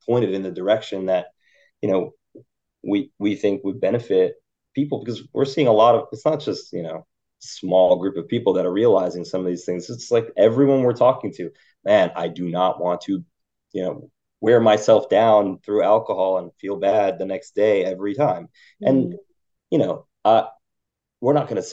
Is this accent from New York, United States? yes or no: yes; Westchester, New York, United States; also born or lived in Philadelphia; now in New York City, United States; I'm from Westchester originally, so I grew up like about a half hour, 45 minutes outside the city, tri-state area